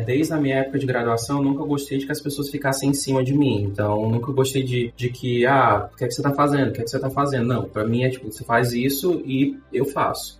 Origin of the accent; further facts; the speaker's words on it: Fortaleza, Ceará, Brazil; moved away as an adult; also born or lived in England; now in Kaunas, Lithuania; Sou de Fortaleza.